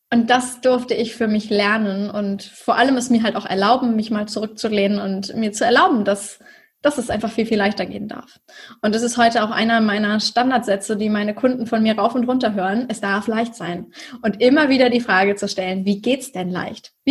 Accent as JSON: {"language": "German", "region": "Schleswig-Holstein", "country": "Germany", "said": "Ich komme aus dem Norden von Deutschland bei Hamburg. Ich sage mal gerne, ich komme aus Hamburg, aber genau genommen komme ich noch aus Schleswig-Holstein, nämlich dem Ort, der direkt an Hamburg angrenzt."}